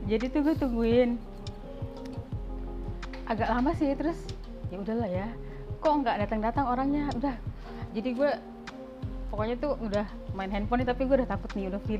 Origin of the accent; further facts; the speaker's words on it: Kupang, East Nusa Tenggara, Indonesia; Uh, gue dari Kupang. Kalau nggak tahu Kupang, pokoknya di Nusa Tenggara Timur lah